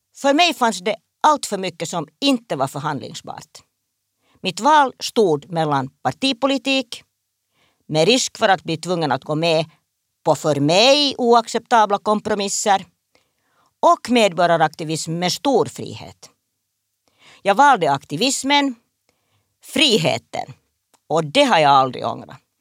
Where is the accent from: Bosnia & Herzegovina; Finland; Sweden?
Finland; Espoo, Uusimaa; Jag växte upp på en kombinerad bondgård, handelsträdgård, i Esbo